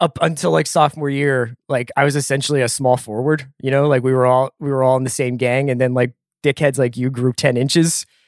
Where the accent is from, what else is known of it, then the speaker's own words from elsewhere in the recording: Philadelphia, Pennsylvania, United States; a local school, uh, by where I grew up in Philly